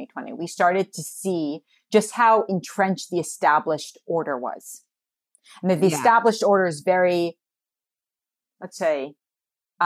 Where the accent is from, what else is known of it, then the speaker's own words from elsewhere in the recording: New York City, New York, United States; I grew up in New York City